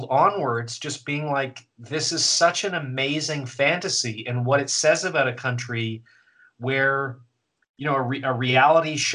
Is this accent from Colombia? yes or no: no; Canada; I'm Canadian.